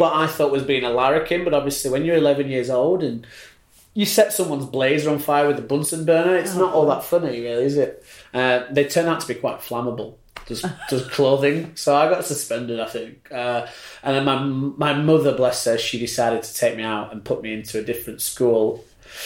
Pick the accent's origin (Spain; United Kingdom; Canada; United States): United Kingdom; Read, North West England; also born or lived in Burnley; now in Australia; I was born in Burnley, and I grew up in a place called Reed, which is about 25 minutes outside of Burnley, about 40 minutes outside of Manchester